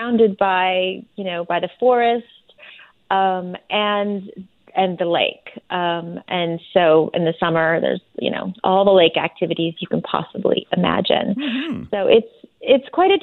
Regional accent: San Diego, California, United States; I grew up in Southern California, and when I was a kid, we would sometimes get out of the city, out of San Diego

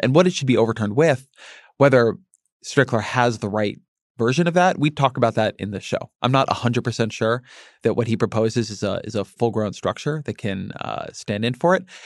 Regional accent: Southern California, United States; moved away; when I grew up in Southern California

